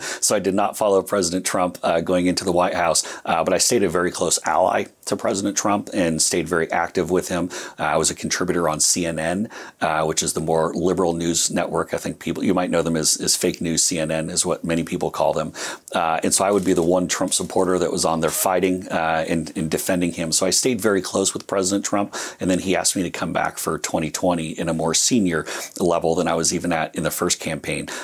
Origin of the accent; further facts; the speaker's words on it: United States; being American